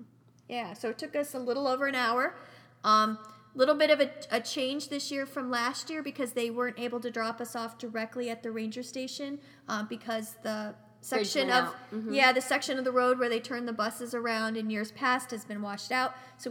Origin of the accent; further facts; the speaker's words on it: California, United States; As a Californian, you can